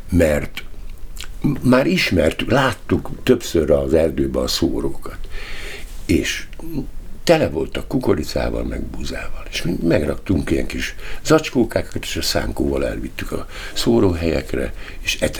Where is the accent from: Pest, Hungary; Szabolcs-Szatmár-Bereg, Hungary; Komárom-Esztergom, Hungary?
Komárom-Esztergom, Hungary; Tatabánya; born there; Tatabányán ö, születtem, és ugye a helyzet az adott volt, mert bizony nagyon szegény korszakban, 1949-ben születtem, és 53-ig Tatabánya városban laktunk, aztán többször is visszaköltöztünk, tehát nagyon sok helyen laktunk.